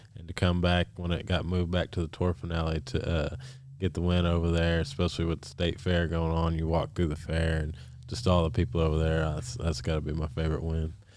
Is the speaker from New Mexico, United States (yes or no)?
yes; New Mexico, United States; we're from New Mexico